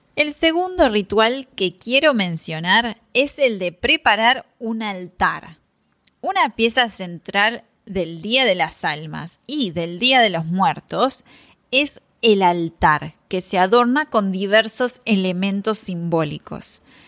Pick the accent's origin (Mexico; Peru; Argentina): Argentina; tenemos una celebración similar en el norte de Argentina